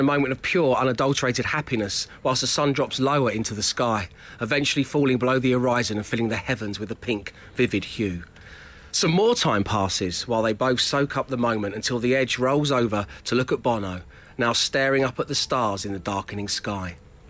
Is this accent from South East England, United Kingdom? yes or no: yes; South East England, United Kingdom; I didn't sound like this when we took off! I'm from Surrey!